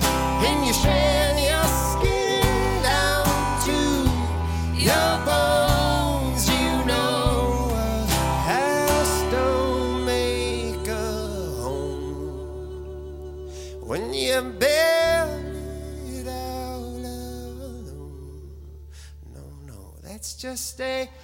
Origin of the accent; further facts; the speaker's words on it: Kentucky, United States; moved away; also born or lived in Washington, D.C.; I grew up in Kentucky, moved away, came back.